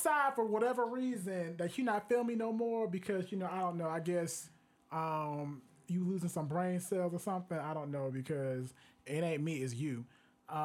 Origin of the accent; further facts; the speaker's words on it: Miami, Florida, United States; now in Orlando, United States; my hometown, the 305